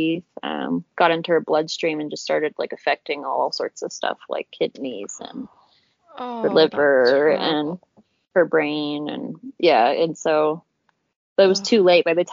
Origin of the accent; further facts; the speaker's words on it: Murray, Utah, United States; I was born in 94 in Murray, Utah.